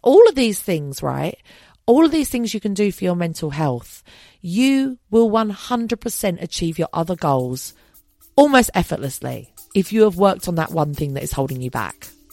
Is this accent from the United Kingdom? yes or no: yes; London, United Kingdom; I'm also a Londoner. That's how I identify